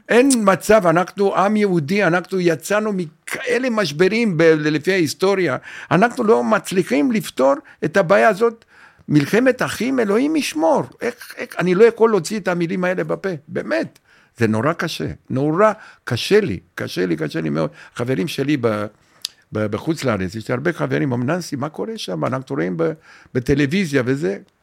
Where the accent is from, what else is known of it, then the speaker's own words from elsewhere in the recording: Romania; Hebrew is a second language; moved away as an adult; also born or lived in Bat Yam, Israel; now in Israel; בגיל אחד עשרה ברומניה